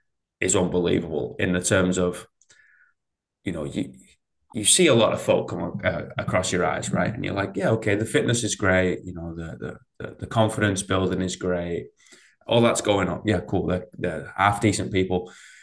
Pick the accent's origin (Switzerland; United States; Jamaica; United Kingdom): United Kingdom; England; I'm English